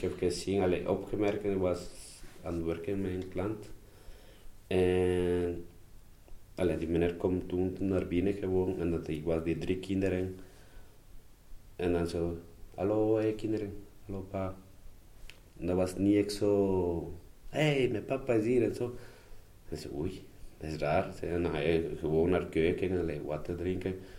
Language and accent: Dutch; Ecuador; Dutch is a second language; moved away as an adult; also born or lived in Kontich; now in Mechelen, Belgium; ik ben uit Ecuador.